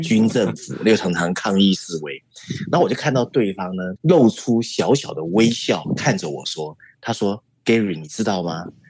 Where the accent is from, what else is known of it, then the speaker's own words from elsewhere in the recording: Taiwan; 你知道我们台湾人很好吃嘛